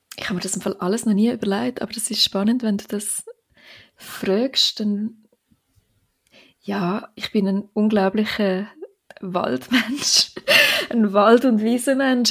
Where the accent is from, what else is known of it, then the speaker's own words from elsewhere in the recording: Switzerland; das Glaubfelden, dort, wo ich aufgewachsen bin